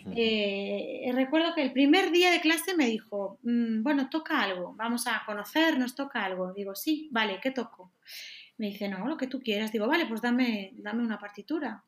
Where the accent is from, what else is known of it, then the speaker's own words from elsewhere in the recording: Galicia, Spain; moved away as an adult; now in Madrid, Spain; actualmente vivo en Madrid, pero soy de Galicia